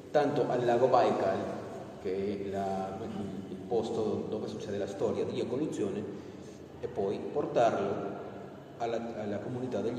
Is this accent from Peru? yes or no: yes; Peru; Italian is a second language; moved away